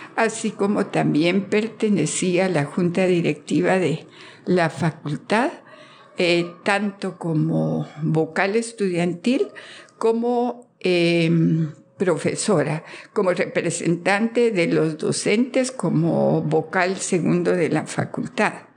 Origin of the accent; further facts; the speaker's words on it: Guatemala City, Guatemala Department, Guatemala; Soy de Guatemala, de la ciudad de Guatemala